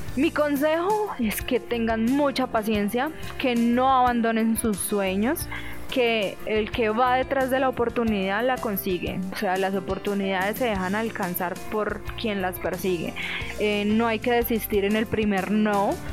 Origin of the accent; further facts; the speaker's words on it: Villavicencio, Meta, Colombia; also born or lived in Itagüí, Antioquia, Colombia; yo nací en Itagüí, pero yo realmente nací allá es porque mi papá trabajaba en el aeropuerto de allá. Luego, después de un tiempo, eh, mi mamá pues se sentía muy sola ya porque realmente su familia estaba en Villavicencio y mi mamá decidió pues devolverse